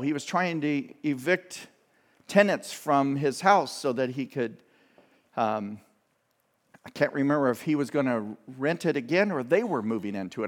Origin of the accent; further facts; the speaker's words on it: United States; as good American citizens